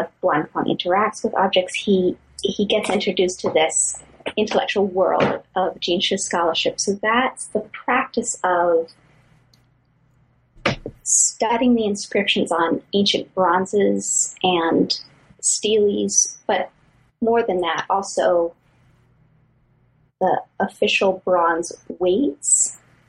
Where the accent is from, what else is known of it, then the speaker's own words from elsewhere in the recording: Ontario, Canada; I'm from Canada